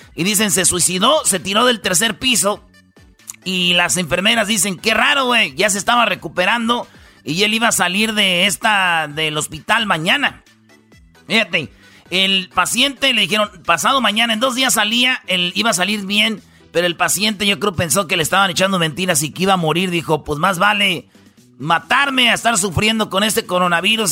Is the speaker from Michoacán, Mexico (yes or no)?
yes; Jiquilpan, Michoacán, Mexico; en Jiquilpan, Michoacán, fíjate ahí donde yo nací.